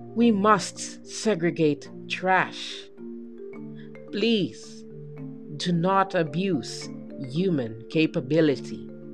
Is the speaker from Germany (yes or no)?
no; Philippines; as a Filipino student citizen